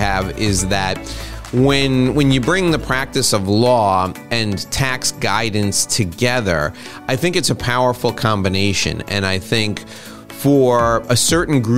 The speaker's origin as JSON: {"language": "English", "country": "United States", "said": "as an American"}